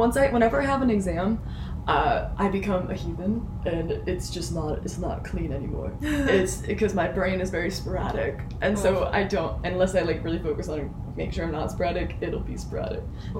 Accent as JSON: {"language": "English", "town": "Middletown", "country": "United States", "said": "I'm from a city called Middletown. It is as boring as it sounds."}